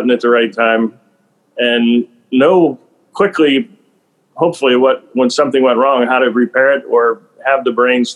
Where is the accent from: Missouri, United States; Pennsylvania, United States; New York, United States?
Pennsylvania, United States; Western; as a kid, I was from Western Pennsylvania